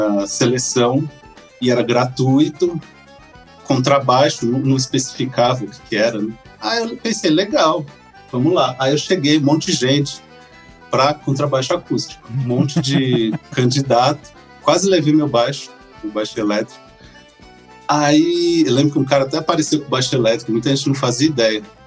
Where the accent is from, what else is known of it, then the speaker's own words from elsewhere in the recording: São Paulo, Brazil; moved away as an adult; also born or lived in São José dos Campos / Goiás; eu sou de São Paulo, capital, né? Nascido e por muito tempo vivi por lá